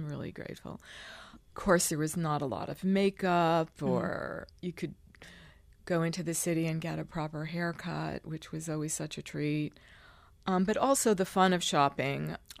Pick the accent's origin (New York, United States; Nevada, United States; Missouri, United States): New York, United States; also born or lived in Long Island; Well, I was born in Manhattan.